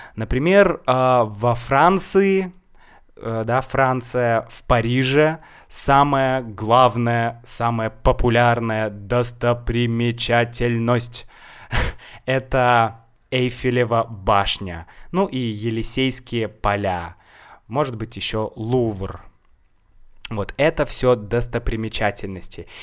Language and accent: Russian; Saint Petersburg, Russia; я из Санкт-Петербурга, мой город Санкт-Петербург